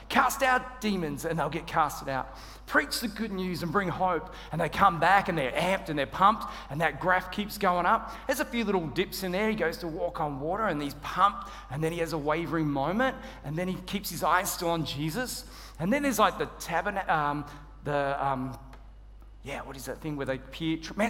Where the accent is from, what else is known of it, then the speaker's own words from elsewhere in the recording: Australia; moved away; I'm Australian